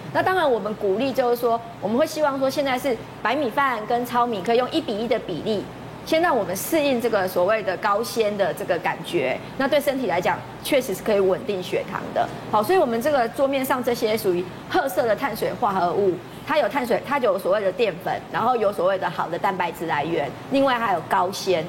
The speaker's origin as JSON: {"language": "Chinese", "country": "Taiwan", "said": "我们台湾人不太喜欢吃冷饭"}